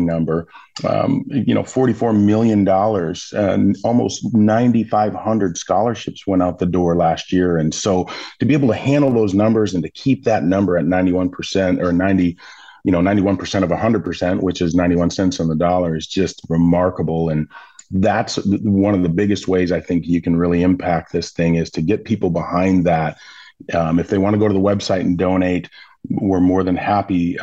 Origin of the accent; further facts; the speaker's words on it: Milwaukee, Wisconsin, United States; I grew up in Milwaukee